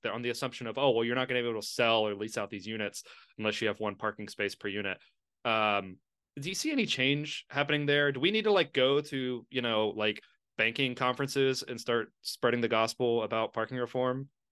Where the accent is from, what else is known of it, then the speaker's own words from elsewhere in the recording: Lexington, Kentucky, United States; moved away; also born or lived in Queens, New York; my hometown of Lexington